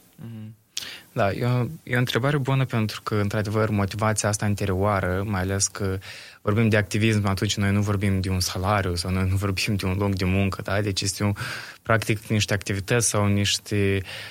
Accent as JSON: {"language": "Romanian", "town": "Bălți", "country": "Moldova", "said": "sunt din Bălți"}